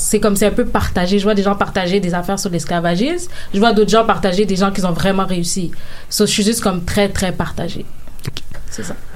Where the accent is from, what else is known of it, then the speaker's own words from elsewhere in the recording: Canada; je suis née au Canada